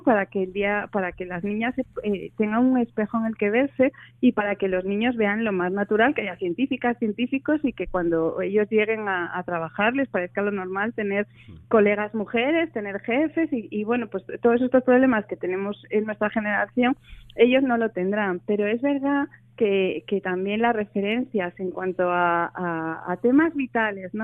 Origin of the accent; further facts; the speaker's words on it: Oviedo, Asturias, Spain; moved away as an adult; now in Madrid, Spain; yo soy de Oviedo, nací aquí y viví aquí hasta los 18 años, me fui a estudiar allí